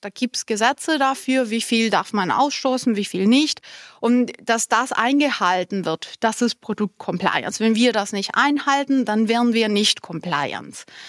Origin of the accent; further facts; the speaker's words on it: Colombia; first language Spanish; German is a second language; moved away; ich bin halb Kolumbianerin, halb Deutsch und meine Muttersprache ist eigentlich Spanisch. Das war dann die erste Sprache.